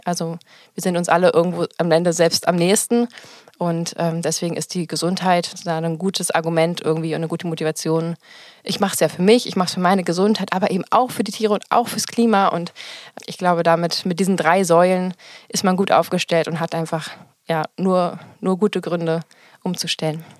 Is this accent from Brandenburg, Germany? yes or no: yes; Potsdam, Brandenburg, Germany; ich komme aus Potsdam